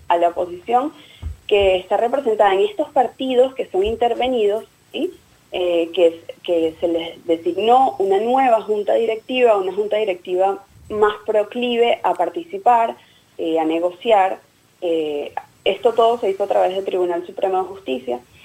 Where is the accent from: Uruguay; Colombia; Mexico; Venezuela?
Venezuela; now in Buenos Aires, Argentina